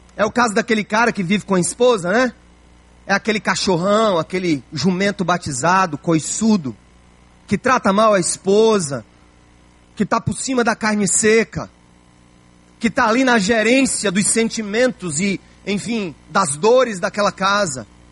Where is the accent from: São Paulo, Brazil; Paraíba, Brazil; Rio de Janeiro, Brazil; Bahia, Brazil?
Paraíba, Brazil; João Pessoa; a minha Paraíba, onde eu nasci, se a minha João Pessoa, onde eu nasci